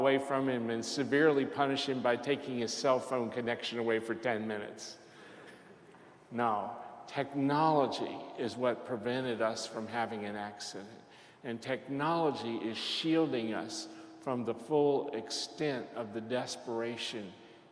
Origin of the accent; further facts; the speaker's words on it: Lexington, United States; I was in my hometown of Lexington